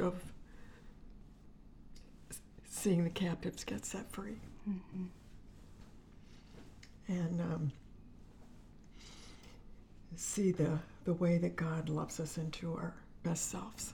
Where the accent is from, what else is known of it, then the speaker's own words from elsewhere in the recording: Finger Lakes, New York, United States; moved away as an adult; now in Kentucky, United States; we're originally from the Finger Lakes in New York State, and I was raised there on a lake, on Cayuga Lake.